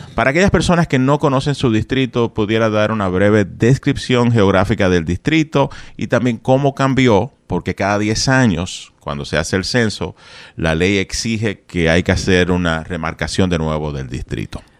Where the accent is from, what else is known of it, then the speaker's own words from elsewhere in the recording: Dominican Republic; Yo soy de República Dominicana